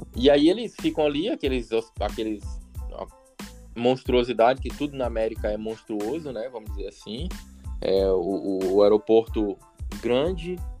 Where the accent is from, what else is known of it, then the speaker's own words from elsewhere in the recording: Marabá, Pará, Brazil; moved away as an adult; also born or lived in Rio de Janeiro, Brazil; now in United States; Eu mesmo para mim eu sou paraense, para mim eu sou marabaense